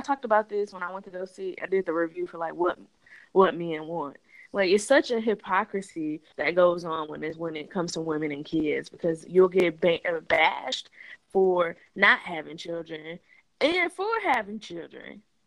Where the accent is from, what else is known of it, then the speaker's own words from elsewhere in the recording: Detroit, Michigan, United States; I grew up in Detroit